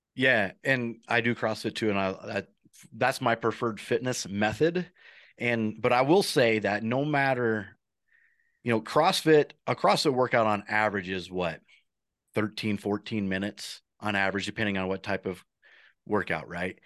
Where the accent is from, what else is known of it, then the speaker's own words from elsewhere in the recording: Midwest, United States; moved away; I'm coming from the Midwest where the turkeys are pretty plentiful and you have private farms and we grew up on a farm there